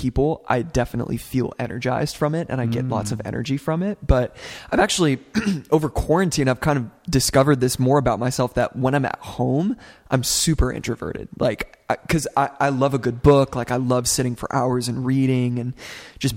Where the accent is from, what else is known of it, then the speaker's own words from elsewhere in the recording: Alpharetta, Georgia, United States; moved away as an adult; now in Los Angeles, United States; I grew up in a suburb north of Atlanta called Alpharetta